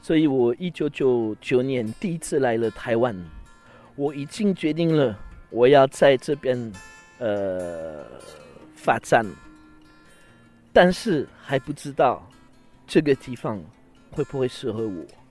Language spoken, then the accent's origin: Chinese; France; Chinese is a second language; now in Taiwan; 我们法国人吃饭一定要 OK 喝水，那要不然就是喝喝红酒，要不然就是一定要有饮料，一边吃一边喝。